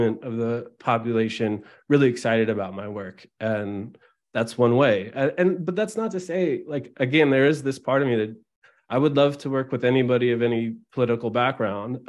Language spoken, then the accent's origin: English; Albany, California, United States; also born or lived in Oakland, California; I grew up in Albany, California, which is right near Berkeley, California, in the San Francisco East Bay near Oakland.